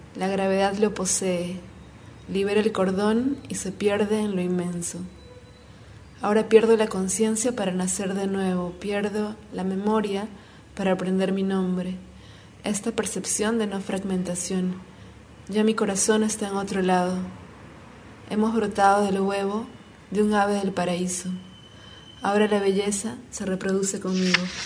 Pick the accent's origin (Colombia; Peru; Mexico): Peru; soy peruana